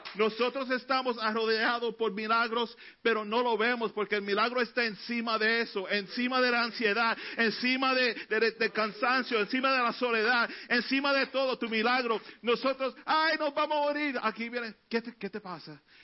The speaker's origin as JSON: {"language": "Spanish", "town": "New York City", "region": "New York", "country": "United States", "tie": "born or raised there", "said": "Cuando niño vivíamos en Elder Avenue, en el Bronx"}